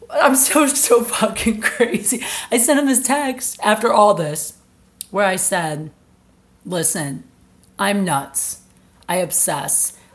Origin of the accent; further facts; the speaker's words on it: Colorado, United States; I was from I'm from Colorado.